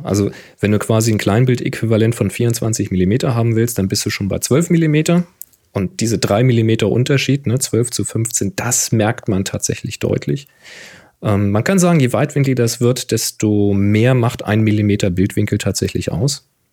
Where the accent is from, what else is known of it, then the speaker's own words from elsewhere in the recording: Hamburg, Germany; Hamburg sein. Die Kräne ganz typisch. Mag ich natürlich meine Heimat